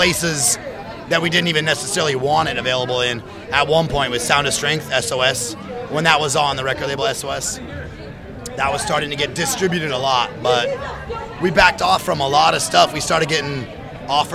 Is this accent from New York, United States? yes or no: no; Santa Rosa, California, United States; We're from the top of California